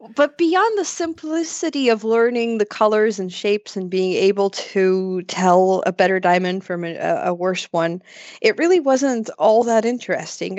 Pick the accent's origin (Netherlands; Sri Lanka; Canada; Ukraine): Ukraine; also born or lived in Odesa, Ukraine; I'm from Ukraine